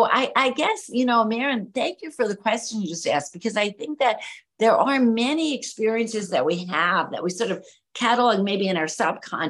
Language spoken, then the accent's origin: English; New York City, New York, United States; moved away as an adult; now in Miami, United States; an Italian American girl growing up in New York City